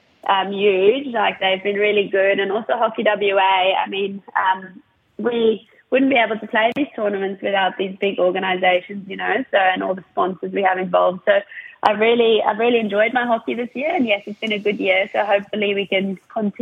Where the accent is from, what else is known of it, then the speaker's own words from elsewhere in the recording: South Africa; moved away as an adult; also born or lived in United Kingdom; now in Perth, Australia; growing up in South Africa